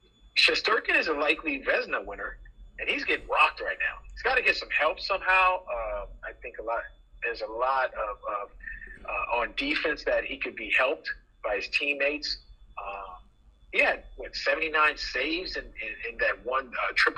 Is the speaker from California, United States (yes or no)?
yes; Los Angeles, California, United States; moved away as an adult; also born or lived in Philadelphia; when I growing up in Los Angeles